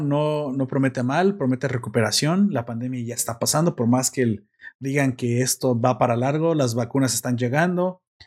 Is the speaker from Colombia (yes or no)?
no; Mexico; como mexicano